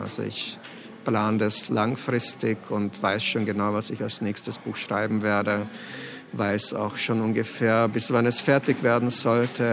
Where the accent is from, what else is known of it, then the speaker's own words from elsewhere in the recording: Laa an der Thaya, Lower Austria, Austria; also born or lived in Brno, Czech Republic; Also ich bin im Weinviertel zur Schule gegangen, also bin ich eher ein Weinviertler Autor, ganz sicher kein Wiener Autor